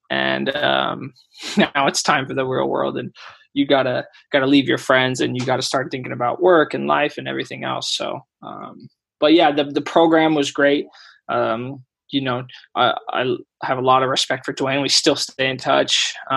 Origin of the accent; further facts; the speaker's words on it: Fresno, California, United States; also born or lived in Davis / Sweden / Ireland; It's my hometown